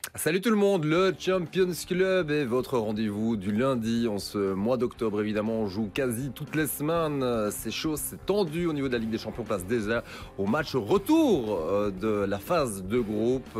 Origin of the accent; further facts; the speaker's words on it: Belgium; chez nous en Belgique